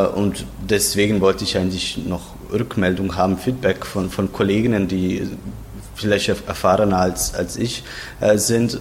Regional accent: Zagreb, City of Zagreb, Croatia; ich komme aus Zagreb

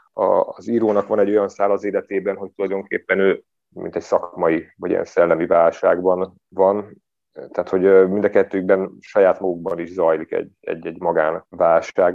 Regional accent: Budapest, Hungary; moved away as an adult; now in Szigetmonostor, Hungary; Budapesten születtem, ott is éltem több mint 30 éven keresztül, és akkor Szigetmonostorra költöztem a Szentendrei szigetre

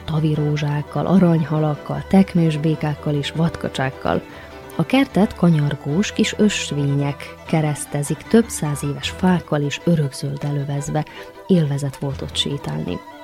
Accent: Erzsébetlak, Vojvodina, Serbia; now in Novi Sad, Serbia; Bánátba, a nagybecskerek melletti Erzsébet lakra, szülőfalumba, majd onnan visszatértünk Újvidékre haza

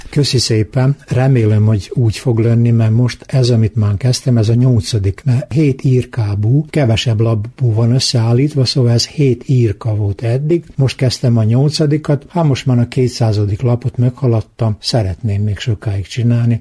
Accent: Muzlja, Vojvodina, Serbia; accent: tájszólás (local dialect); Én benszülött muzlai vagyok, úgy is beszélek

